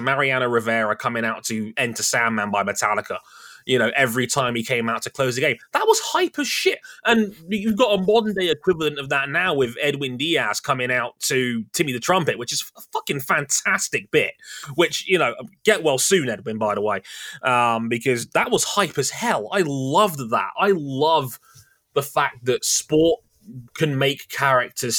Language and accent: English; United Kingdom; I come from a country that just spent £100 million on a fucking king being coronated in the year of our Lord, 2023